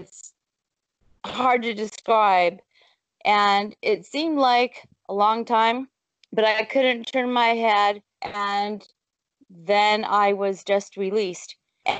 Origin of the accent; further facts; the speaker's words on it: Gulf of Mexico, South Texas, United States; moved away as an adult; also born or lived in Dallas, Texas; I'm from South Texas, so I grew up on the Gulf of Mexico, but I moved to Dallas for 20-something years, and then we came up here in 2004